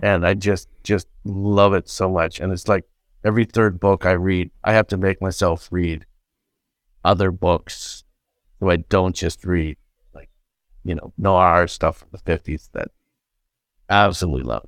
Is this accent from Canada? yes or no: yes; Canada; I'm Canadian